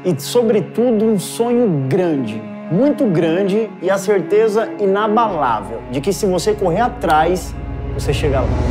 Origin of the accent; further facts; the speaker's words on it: Guarulhos, São Paulo, Brazil; Eu nasci numa favela em Guarulhos, morava dentro de um barraco